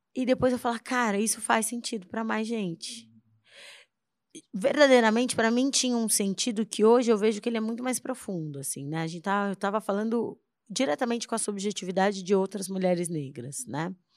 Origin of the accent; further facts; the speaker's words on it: São Paulo, Brazil; moved away as an adult; now in Salvador, Brazil; eu sou paulistana, nasci em São Paulo